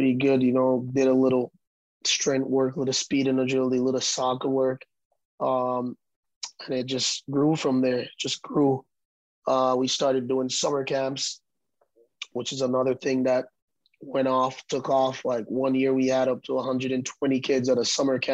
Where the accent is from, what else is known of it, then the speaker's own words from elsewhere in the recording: Jamaica; moved away as an adult; now in Cincinnati, United States; I'm from Jamaica, small island in Jamaica. I came to Cincinnati for soccer